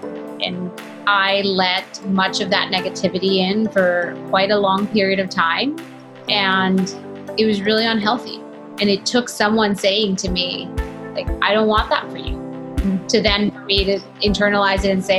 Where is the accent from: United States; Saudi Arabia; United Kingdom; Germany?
Saudi Arabia; And very early on in my life, growing up in Saudi Arabia, as you can imagine, I realized how much less women had in both personal and professional lives.